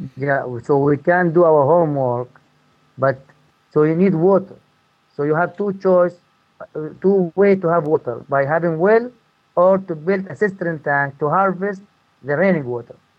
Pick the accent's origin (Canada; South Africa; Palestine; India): Palestine; Marda, West Bank; moved away as an adult; also born or lived in Chicago / Tennessee; I'm from Palestine, from a town called Marda. I grew up here and I lived all my life in this town except five years.